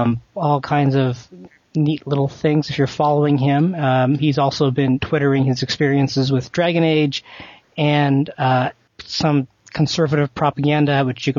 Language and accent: English; Canada; moved away; I'm Canadian? Or I used to be.